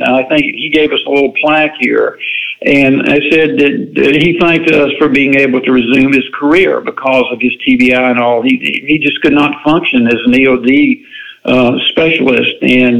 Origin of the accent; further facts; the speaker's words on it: the South, United States; I grew up in the South. Anything that's fried, I like it